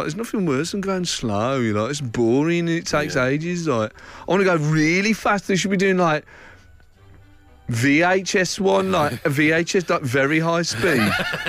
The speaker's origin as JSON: {"language": "English", "town": "Birmingham", "region": "West Midlands", "country": "United Kingdom", "said": "I'm from Birmingham and I work in Manchester"}